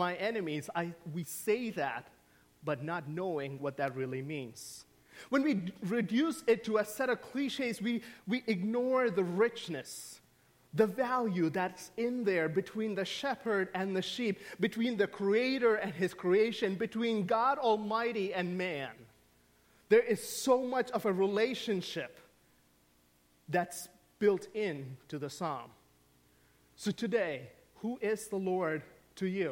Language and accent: English; Saudi Arabia; moved away; I grew up in the Middle East. I grew up in the Kingdom of Saudi Arabia.